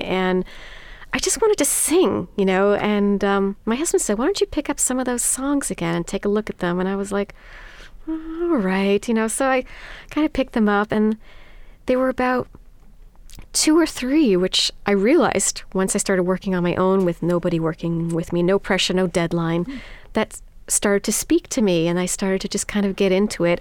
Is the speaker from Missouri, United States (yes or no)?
no; New York City, New York, United States; I'm born and raised in New York City to parents of German and Dutch heritage